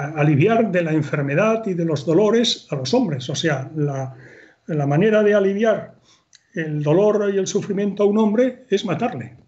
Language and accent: Spanish; Spain; también como españoles